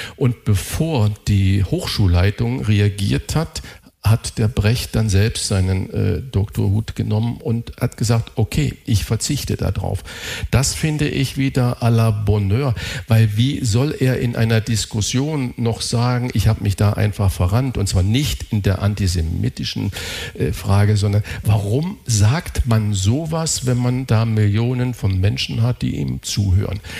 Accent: Saarland, Germany; Ich bin Saarländer

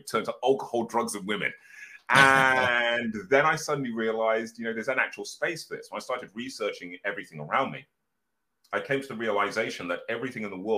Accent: Birmingham, West Midlands, United Kingdom; I'm originally from Birmingham.

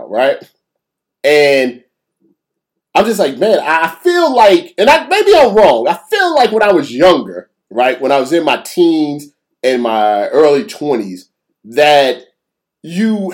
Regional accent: United States; we're from the United States.

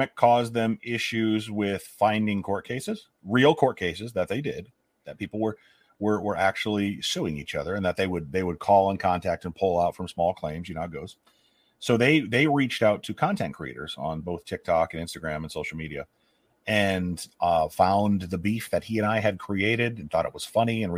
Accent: Nebraska, United States; now in Iowa, United States; I'm from small town Nebraska. I'm from Nebraska. Now I live in small town Iowa

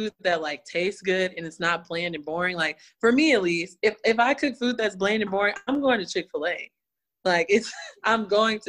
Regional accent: Texas, United States; I'm from Texas

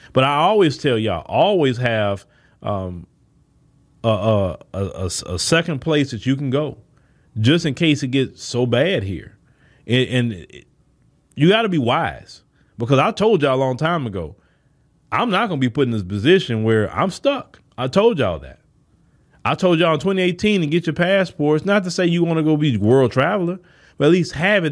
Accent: United States; we were born here.

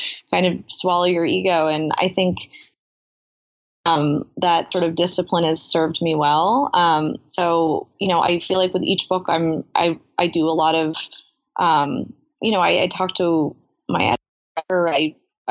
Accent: New York, United States; I grew up in New York

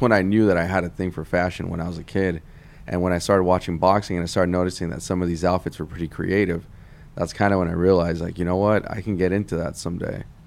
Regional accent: Santa Ana, California, United States; I grew up in Santa Ana, California

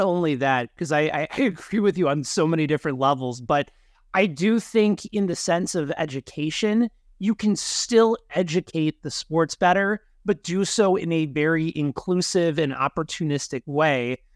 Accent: Chicago, Illinois, United States; moved away as an adult; now in Kansas City, United States; Danny and I grew up together in the Chicagoland area

